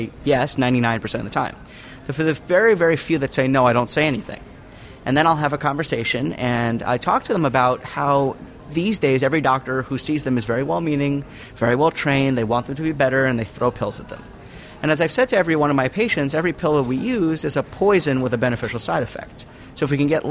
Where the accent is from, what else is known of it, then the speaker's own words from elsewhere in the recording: New York, United States; now in Denver, United States; since I live in Denver, I'm actually from New York.